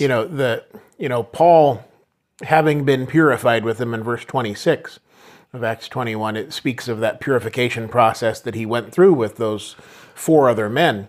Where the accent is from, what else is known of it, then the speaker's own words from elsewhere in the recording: United States; us Americans